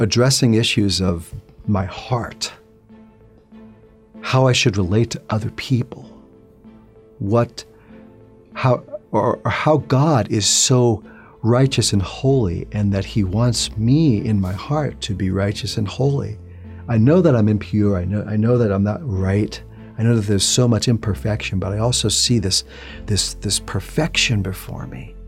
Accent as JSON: {"language": "English", "town": "New York City", "region": "New York", "country": "United States", "tie": "born or raised there", "said": "I'm originally from New York City. Grew up in a Jewish home"}